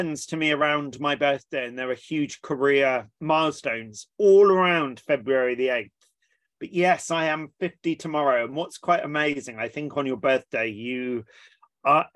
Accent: Watchet, South West England, United Kingdom; also born or lived in East London; So I was born in East London and then quite quickly moved down to Somerset in the West Country, and that's where I was brought up.

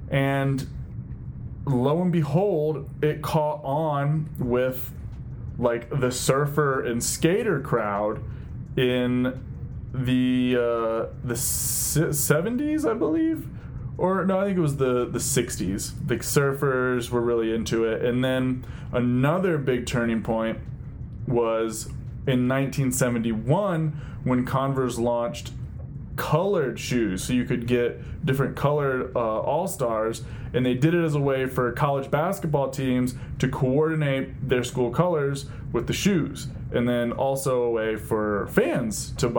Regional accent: Ohio, United States; maybe that was just a super popular thing growing up in Ohio. But I swear, everyone I knew growing up was wearing Chucks.

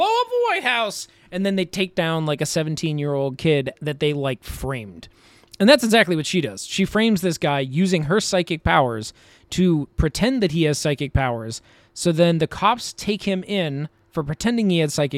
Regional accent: United States; as an American

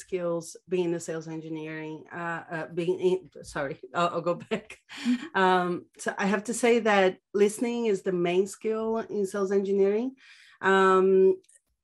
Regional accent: São Paulo, Brazil; moved away as an adult; now in Barcelona, Spain; I'm originally from Brazil, born and raised in São Paulo. I currently live in Barcelona, been here for 4 years now.

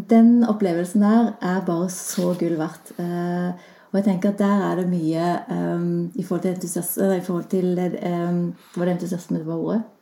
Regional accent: Klepp, Rogaland, Norway; Jeg har jo nesten ikke dialekt, så, jeg kommer jo fra Rogaland og tenkte lenge at jeg eh, kommer fra Klepp, som har kanskje enda mer spesiell dialekt.

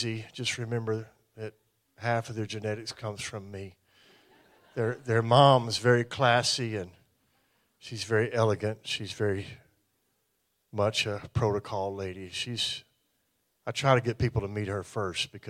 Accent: American South, United States; We're from the American South

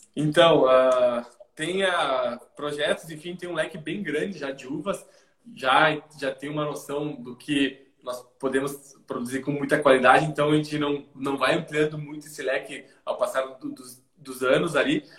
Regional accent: Rio Grande do Sul, Brazil; also born or lived in Argentina; pessoa que sempre vivenciou as coisas aqui do, do Rio Grande do Sul.

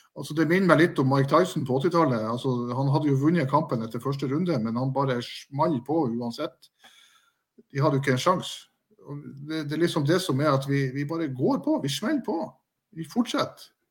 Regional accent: Bodø, Nordland, Norway; now in Nannestad, Norway; Som gammel bodøværing

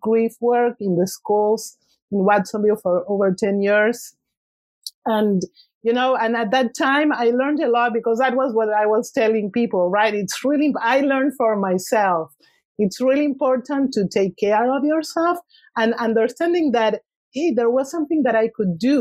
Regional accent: Argentina; English is a second language; moved away as an adult; now in Santa Cruz, United States; I was born in Argentina and I left in my early 30s

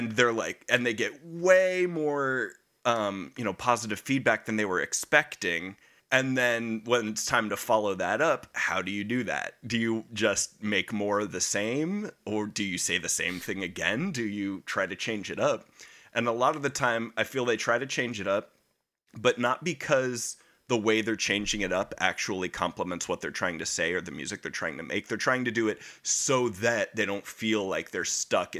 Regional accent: United States; it's my right as an American

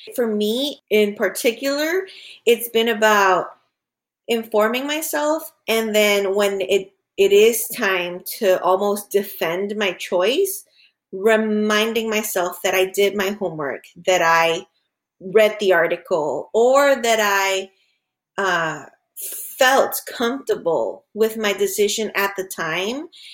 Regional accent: Honduras; now in Florida, United States; back home, we're originally from Honduras

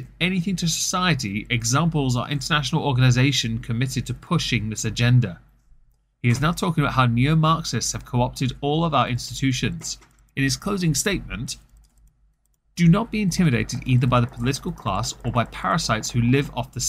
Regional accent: England, United Kingdom; I'm English

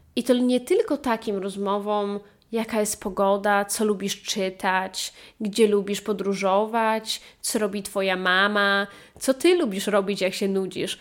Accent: Poland; moved away; kiedy wróciłam z powrotem na ojczyznę

